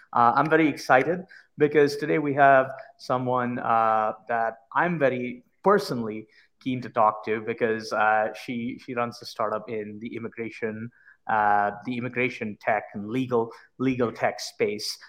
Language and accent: English; India; now in United States; I immigrated here from India